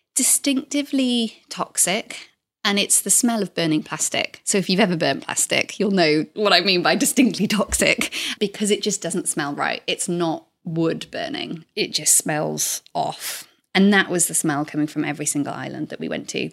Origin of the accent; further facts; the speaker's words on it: South Wales, United Kingdom; moved away as an adult; I grew up in South Wales, in the same house my whole life till I went off to university